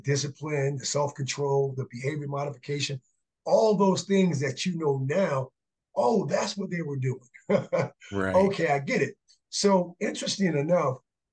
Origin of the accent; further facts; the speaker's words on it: South Miami, Florida, United States; moved away as an adult; now in Dallas, United States; growing up in South Miami, Florida